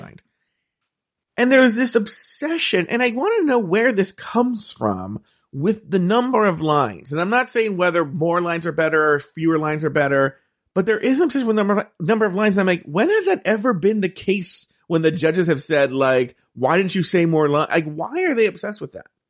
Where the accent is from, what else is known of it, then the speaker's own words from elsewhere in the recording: California, United States; I'm from California